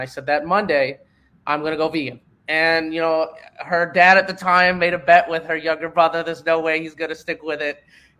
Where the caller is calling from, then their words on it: Miami, Florida, United States; I'm currently in Miami, Florida, so it's actually raining cats and dogs here